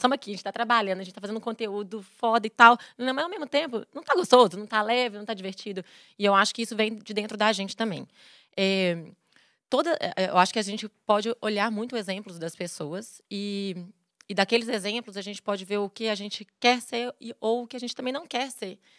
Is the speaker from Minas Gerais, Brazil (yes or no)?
yes; Belo Horizonte, Minas Gerais, Brazil; also born or lived in Vitória, Espírito Santo; E aí mudei para BH com 5 anos